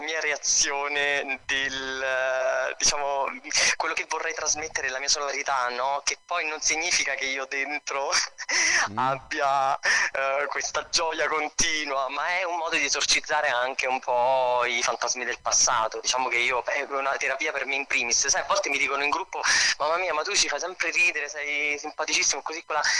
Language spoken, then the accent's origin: Italian; L'Aquila, Abruzzo, Italy; also born or lived in Castellammare di Stabia, Campania; now in Rome, Italy; mi sono trovato prima all'Aquila, sono cresciuto all'Aquila e adesso vivo a Roma